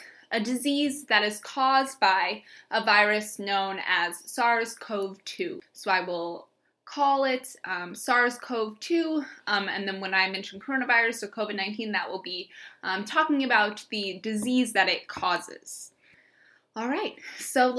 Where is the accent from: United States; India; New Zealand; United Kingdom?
United States; St. Louis, Missouri; I'm originally from St. Louis, Missouri